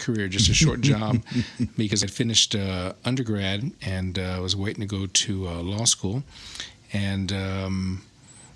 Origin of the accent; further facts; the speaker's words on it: Alice, Texas, United States; moved away as an adult; also born or lived in San Antonio, Texas / Austin, Texas; I'm originally from Alice, Texas. So that's where I finished high school